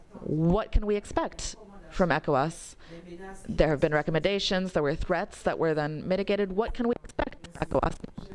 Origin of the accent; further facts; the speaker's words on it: Cameroon; I'm from Cameroon. I have benefited from a fellowship at Cameroonian University.